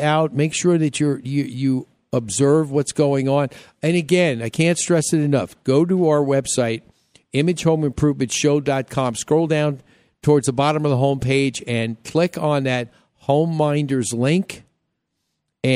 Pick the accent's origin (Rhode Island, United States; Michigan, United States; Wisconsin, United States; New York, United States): New York, United States; moved away; I grew up in New York